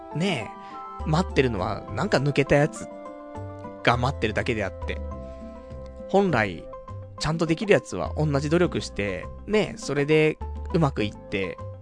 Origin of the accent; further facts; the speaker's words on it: Saitama, Japan; 埼玉生まれ、埼玉育ち